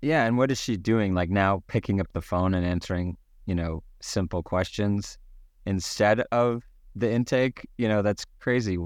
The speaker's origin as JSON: {"language": "English", "country": "Canada", "said": "being the Canadian that I am"}